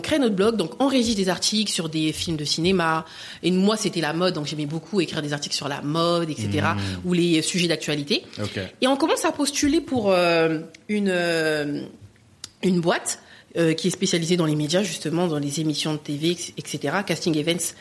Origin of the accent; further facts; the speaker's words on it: Le Bourget, Île-de-France, France; j'ai vraiment grandi au Bourget, en tout cas dans le 93. Je viens du 93